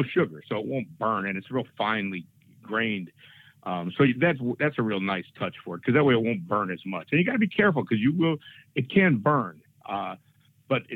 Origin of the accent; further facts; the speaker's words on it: Chicago, Illinois, United States; moved away; I grew up in Chicago